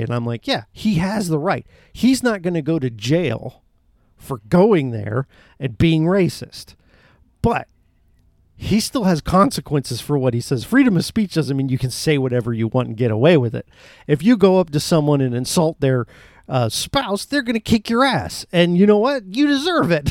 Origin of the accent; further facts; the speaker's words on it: Florida, United States; I love the state I'm in and have been born and raised in. Florida is my home.